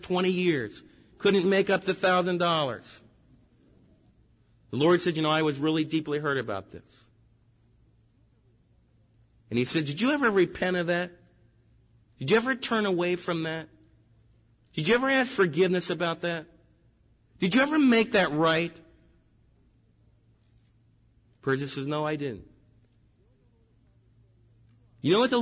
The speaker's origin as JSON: {"language": "English", "country": "United States", "said": "as American believers"}